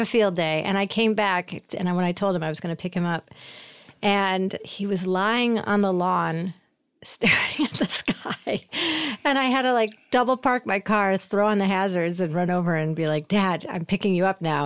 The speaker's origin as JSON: {"language": "English", "town": "Syracuse", "region": "New York", "country": "United States", "also_born_or_lived": "Boston / Portland, Oregon", "moved": "as an adult", "said": "I'm from Syracuse, so, uh, New York"}